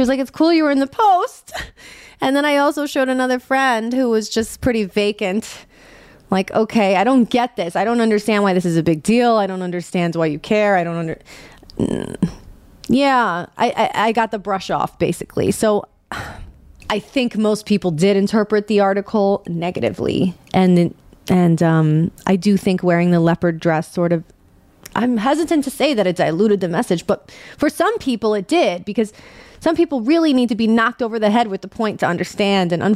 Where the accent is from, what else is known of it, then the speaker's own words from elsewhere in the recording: New York City, New York, United States; I'm born and raised in New York City